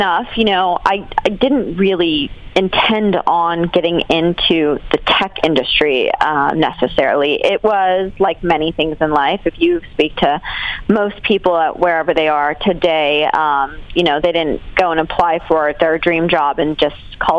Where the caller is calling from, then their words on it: Austin, Texas, United States; I'm calling in from Austin, Texas.